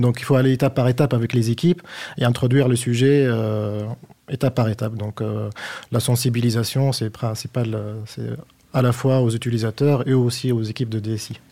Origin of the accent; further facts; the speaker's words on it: Tunis, Tunis Governorate, Tunisia; moved away as an adult; also born or lived in Niort, France; now in France; je suis passé de Tunis, la capitale, à, Agnor